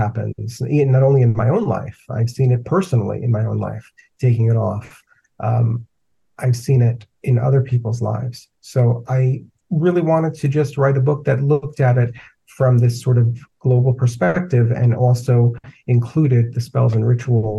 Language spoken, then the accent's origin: English; New York City, New York, United States; I grew up in the Bronx in a very, you know, typical sort of two-family house